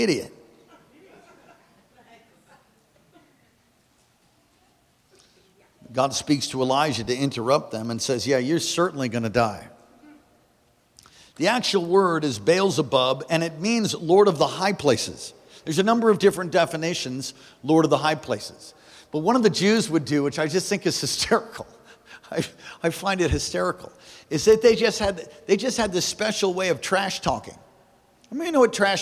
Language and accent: English; East Coast, United States; moved away; I am from the East Coast, and occasionally I say words like, you know, like